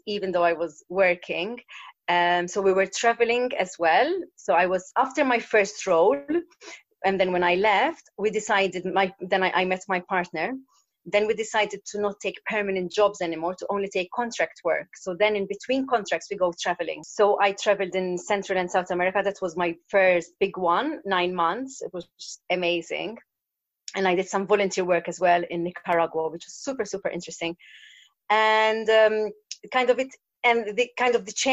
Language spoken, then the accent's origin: English; Malta; moved away as an adult; also born or lived in London, United Kingdom; I'm from Malta, an island in the Mediterranean, a small island. And I left after university.